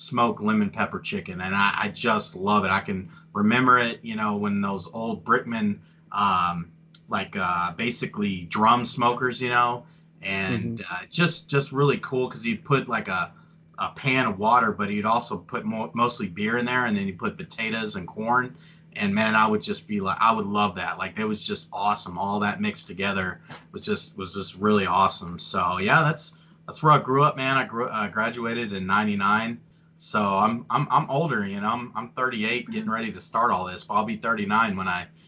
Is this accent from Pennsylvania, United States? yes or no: no; Greenwood, Texas, United States; I grew up, you know, I call Midland home, but it's actually outside of Midland. It's called Greenwood